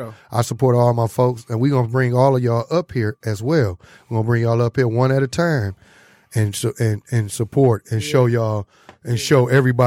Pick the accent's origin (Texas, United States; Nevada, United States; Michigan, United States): Michigan, United States; Detroit; also born or lived in Inkster; A lot of people we grew up with. I'm from Detroit. I'm from the east side, but I've been out in Inkster so long. I'm a Inkster native too.